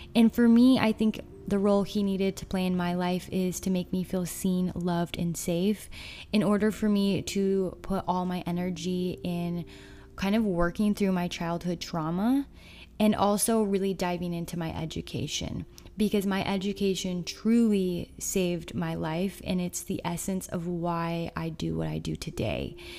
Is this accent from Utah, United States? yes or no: yes; Utah, United States; growing up in Utah